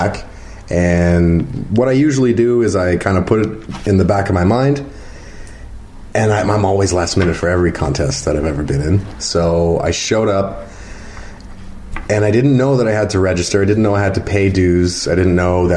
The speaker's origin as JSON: {"language": "English", "town": "Mississauga", "region": "Ontario", "country": "Canada", "moved": "as an adult", "lives_now": "Wasaga Beach, Canada", "said": "I'm from Mississauga originally"}